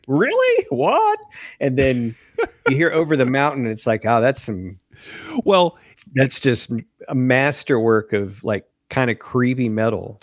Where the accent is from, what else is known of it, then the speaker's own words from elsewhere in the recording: Lewisburg, Tennessee, United States; my hometown in Lewisburg, Tennessee.